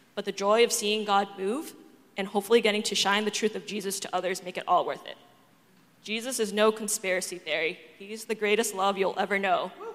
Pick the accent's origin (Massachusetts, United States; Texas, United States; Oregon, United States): Massachusetts, United States; Boston; I'm from Boston, and I grew up in an atheist household